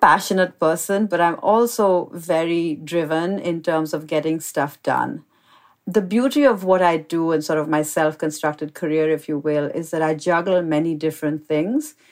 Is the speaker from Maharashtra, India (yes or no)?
no; Kolkata, West Bengal, India; moved away as an adult; now in United States; Well, I grew up in Calcutta, which is by and large a very poor city in India